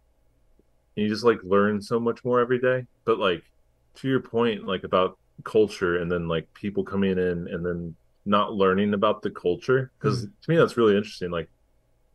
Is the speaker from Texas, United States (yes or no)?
yes; Houston, Texas, United States; moved away as an adult; also born or lived in Austin; Like I moved here from Austin, but I'm spent the most of my life in Houston.